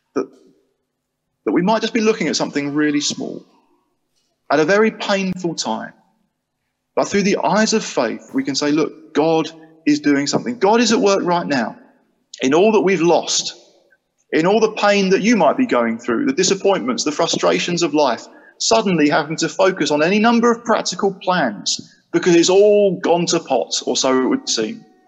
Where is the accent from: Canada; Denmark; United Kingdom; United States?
United Kingdom; Chatham, South East England; moved away as an adult; now in Sheffield, United Kingdom; I'm kind of from a place called Chatham in Kent. Well, I am. That's where I grew up.